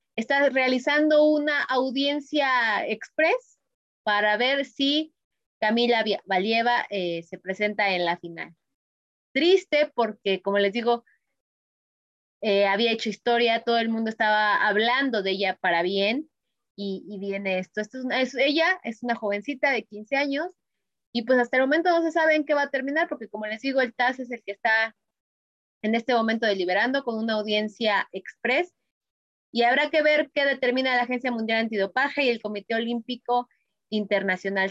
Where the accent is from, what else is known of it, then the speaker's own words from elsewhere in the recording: Mexico; me llena a mí como mexicana, y a lo mejor peco de patriota